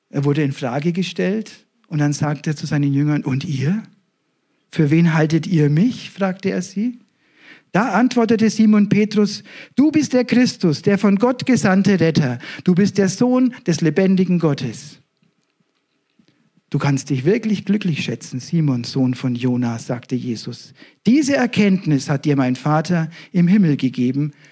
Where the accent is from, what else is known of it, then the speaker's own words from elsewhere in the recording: Ebermannstadt, Bavaria, Germany; Die Gemeinde ist in Nürnberg, ich komme selber aus der Nähe von Ibermannstadt, das sind schon 50 Kilometer.